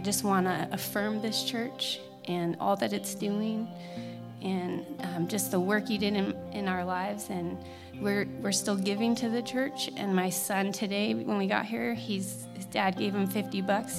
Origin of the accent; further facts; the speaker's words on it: Littleton, Colorado, United States; now in Colorado Springs, United States; I'm a student from Columbine and a survivor